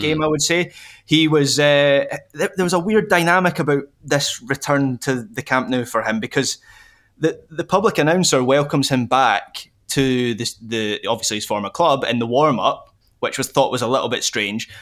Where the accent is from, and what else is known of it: Scotland, United Kingdom